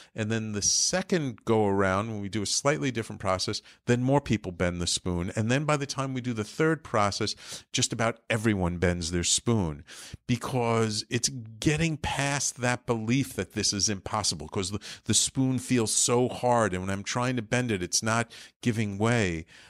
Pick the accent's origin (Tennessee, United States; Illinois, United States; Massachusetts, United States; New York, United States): New York, United States; New York City; growing up in the Bronx, I ended up going to the Bronx High School of Science